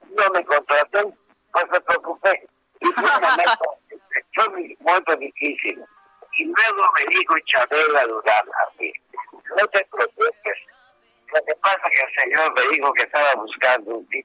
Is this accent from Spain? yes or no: no; Yucatán, Mexico; Entonces yo, yo soy yucateco